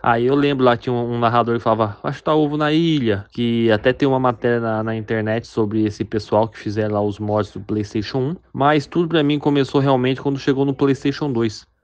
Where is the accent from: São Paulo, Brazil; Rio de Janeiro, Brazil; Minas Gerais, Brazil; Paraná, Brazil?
São Paulo, Brazil; Mogi Mirim; moved away; also born or lived in Paraíba